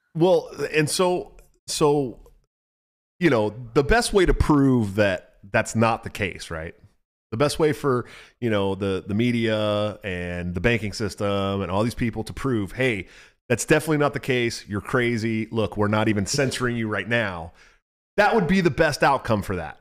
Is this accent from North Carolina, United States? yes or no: no; California, United States; I'm from California